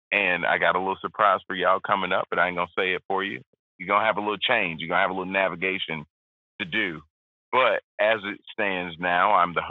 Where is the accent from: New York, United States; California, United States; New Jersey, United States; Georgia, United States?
Georgia, United States; But really just growing up in the South, really.